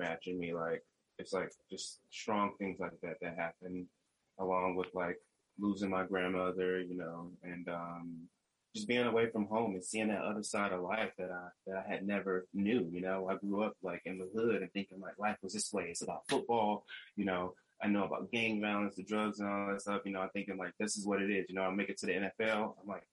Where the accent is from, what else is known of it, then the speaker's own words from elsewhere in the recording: North Carolina, United States; moved away as an adult; also born or lived in Michigan / California; now in Humboldt, California, United States; I'm from North Carolina originally. I moved to Michigan to do, you know, for college for 4 years